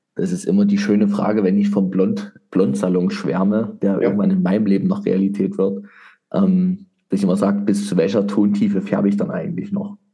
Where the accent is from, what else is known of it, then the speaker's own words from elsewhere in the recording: East Germany, Germany; ich komme ja aus dem Osten von Deutschland, der ehemaligen DDR-Geschichte